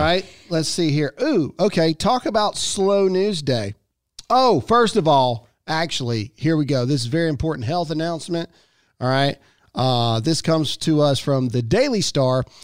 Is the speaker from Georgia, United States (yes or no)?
no; Mississippi, United States; I'm born and raised in Mississippi